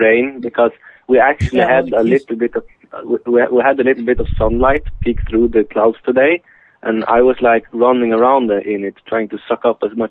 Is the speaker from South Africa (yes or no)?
no; Sweden; accent: Swedish; English is a second language; Don't judge me by my Swedish accent.